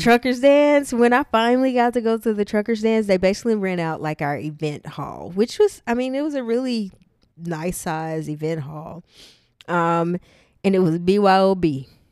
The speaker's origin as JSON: {"language": "English", "town": "Tyler", "region": "Texas", "country": "United States", "tie": "born or raised there", "moved": "yes", "said": "my hometown of Tyler, Texas"}